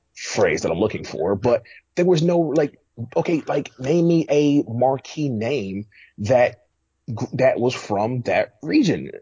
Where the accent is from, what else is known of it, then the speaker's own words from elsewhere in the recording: Atlanta, Georgia, United States; also born or lived in New York; I'm from Atlanta